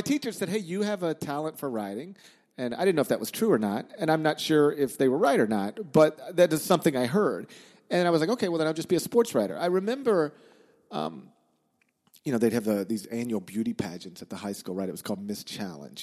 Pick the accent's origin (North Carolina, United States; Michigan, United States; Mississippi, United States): Mississippi, United States; Horn Lake; also born or lived in Memphis, Tennessee; I grew up in Memphis